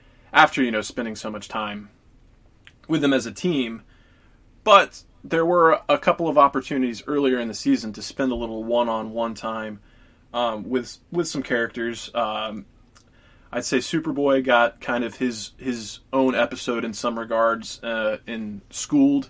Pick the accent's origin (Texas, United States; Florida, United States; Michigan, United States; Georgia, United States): Georgia, United States; Atlanta; Atlanta, that's my hometown